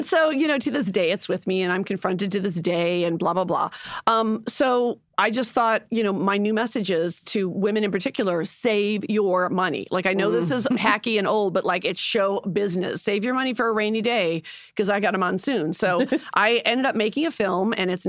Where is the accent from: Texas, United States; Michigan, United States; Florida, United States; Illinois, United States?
Illinois, United States; Chicago; I'm from Chicago